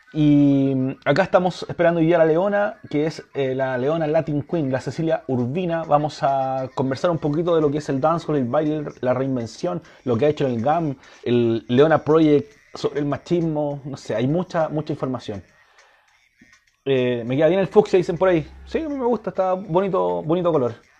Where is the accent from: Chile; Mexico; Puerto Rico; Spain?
Chile; Puente Alto, Santiago Metropolitan Region; Yo soy de Puente Alto